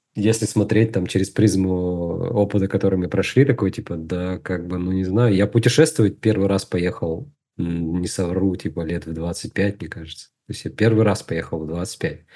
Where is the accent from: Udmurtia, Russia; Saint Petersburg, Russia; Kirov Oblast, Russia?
Udmurtia, Russia; Izhevsk; moved away as an adult; now in Moscow, Russia; Я э, вырос в Удмуртии, город Ижевск